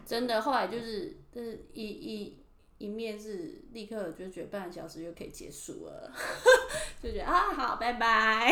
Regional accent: Taiwan; moved away as an adult; now in Tokyo, Japan; 我们台湾人

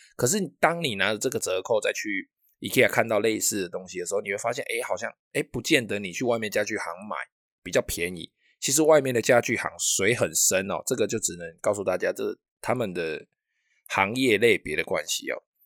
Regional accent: Taiwan; first language Taiwanese Hokkien; 我们自己的岛屿、自己的国家，我们自己的母语方言哦，

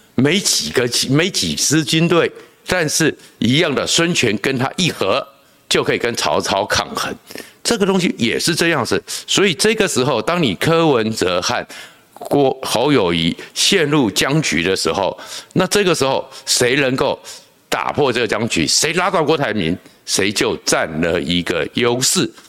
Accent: Taiwan; 我们在小时候在眷村里面

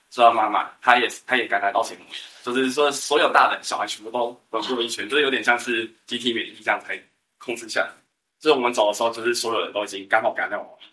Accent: Taiwan; 我们台湾人不是草莓

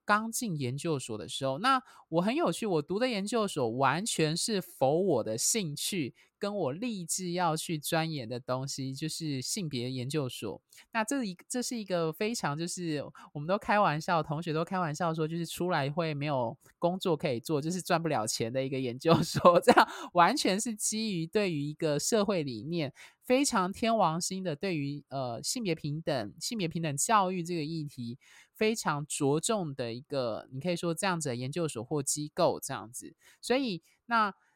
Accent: Miaoli County, Taiwan; also born or lived in Taichung; 小时候是住在台中，后来搬到老家，就是我爸的那边的家族就是在苗栗这样子

